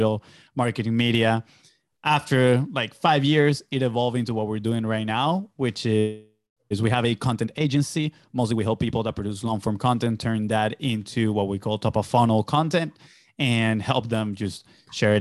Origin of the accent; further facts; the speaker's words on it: Venezuela; moved away as an adult; I'm originally from Venezuela. I grew up there. I lived my first 18 years of my life in there.